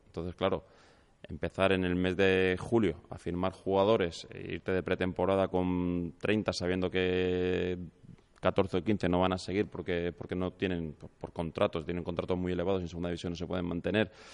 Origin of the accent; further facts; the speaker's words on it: León, Castile and León, Spain; soy nacido en León